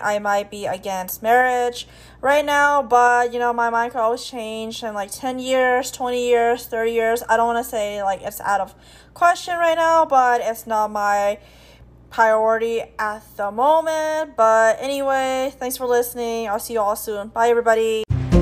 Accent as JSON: {"language": "English", "country": "United States", "tie": "born or raised there", "said": "I grew up in America, I feel like I have the American mindset in mind."}